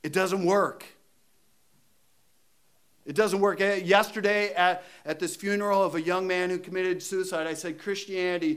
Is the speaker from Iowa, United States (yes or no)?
yes; Iowa, United States; I'm from Iowa.